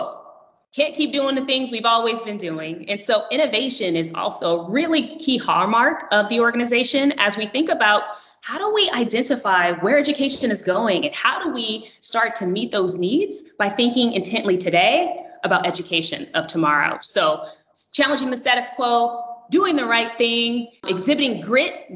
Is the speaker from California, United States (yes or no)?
yes; California, United States; moved away as an adult; now in New Hampshire, United States; I hail from California